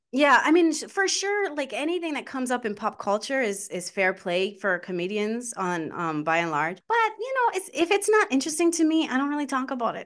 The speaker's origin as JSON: {"language": "English", "town": "Baltimore", "region": "Maryland", "country": "United States", "said": "I'm from Baltimore, uh, Maryland."}